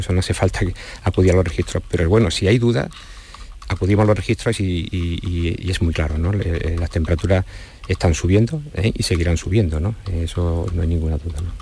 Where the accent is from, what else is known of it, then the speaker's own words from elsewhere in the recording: Andalusia, Spain; yo soy andaluz también